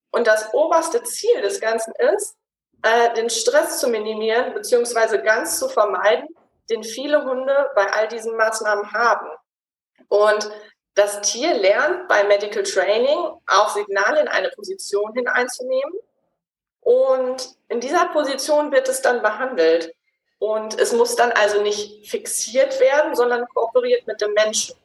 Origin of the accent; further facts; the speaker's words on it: Gütersloh, North Rhine-Westphalia, Germany; moved away as an adult; also born or lived in Switzerland; Ich komme ursprünglich aus Gütersloh bin der Liebe wegen in die Schweiz gezogen und dann allerdings wieder in die Heimat zurück